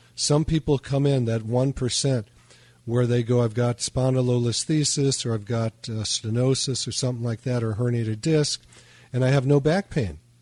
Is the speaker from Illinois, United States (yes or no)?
yes; Chicago, Illinois, United States; I was raised in Chicago